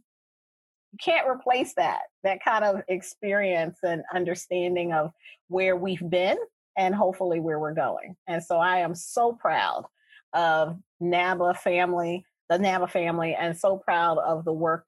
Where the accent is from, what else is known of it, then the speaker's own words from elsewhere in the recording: Baltimore, Maryland, United States; I am from Baltimore, the Sandtown Winchester community of Baltimore. I grew up in the inner city